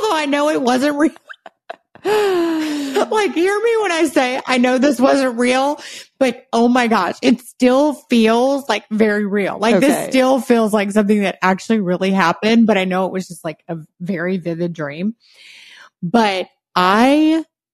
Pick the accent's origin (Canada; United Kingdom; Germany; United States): United States; Louisiana; we did not have a fireplace in our house, where I grew up in Louisiana